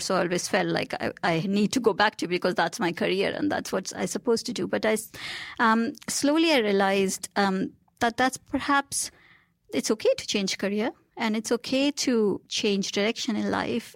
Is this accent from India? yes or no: yes; India; moved away; I grew up in India